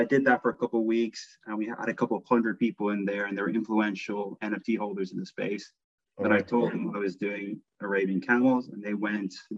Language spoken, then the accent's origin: English; Ireland; I'm Irish, so you know my wife's my wife's from Manchester